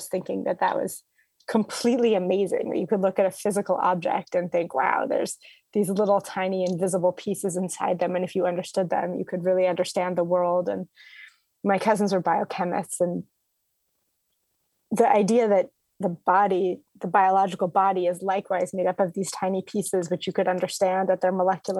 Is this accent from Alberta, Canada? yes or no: no; Toronto, Ontario, Canada; moved away; I grew up in Toronto, Ontario, Canada.